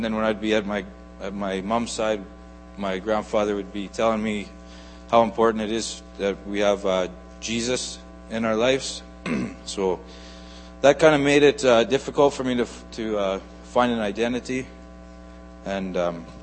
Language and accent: English; Nipawin, Saskatchewan, Canada; also born or lived in Thunder Bay, Ontario; I was born in Thunder Bay, Ontario. And when my parents divorced, we moved to Nipawin, Saskatchewan. And so that's where I grew up.